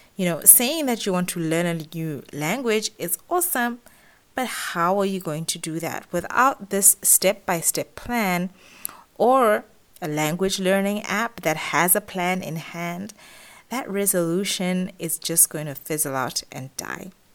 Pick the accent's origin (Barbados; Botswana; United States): Botswana; moved away as an adult; now in Middle East; I've run businesses in the Middle East where I've lived for the past 10 years, as well as in my home country, Botswana